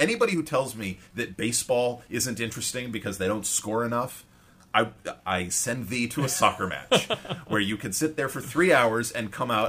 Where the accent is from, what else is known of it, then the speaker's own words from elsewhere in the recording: Maine, United States; now in New York, United States; I'm from Maine. I root for the Red Sox, but I live in New York